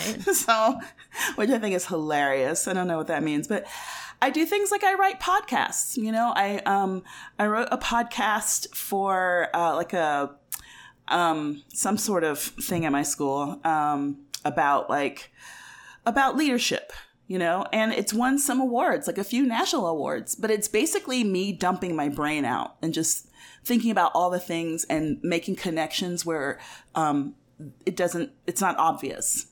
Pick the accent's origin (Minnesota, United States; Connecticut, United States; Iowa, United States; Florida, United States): Iowa, United States; Ames; now in Albuquerque, United States; I was born in Ames, Iowa, which is in the center of the state of Iowa.